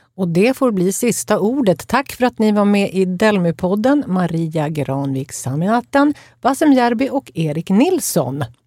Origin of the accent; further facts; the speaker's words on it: inland Norrland, Sweden; Jag kommer själv från Norrlands inland